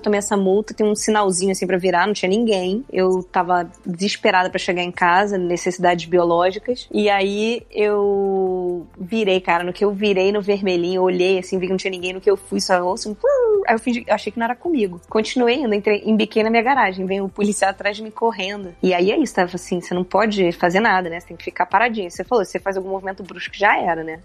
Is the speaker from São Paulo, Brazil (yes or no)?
no; Rio de Janeiro, Brazil; moved away; eu sou do Rio de Janeiro